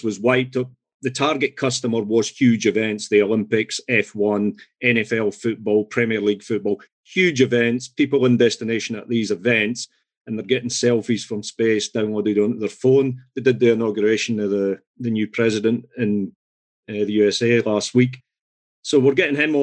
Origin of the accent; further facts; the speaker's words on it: Scotland, United Kingdom; I'm Scottish.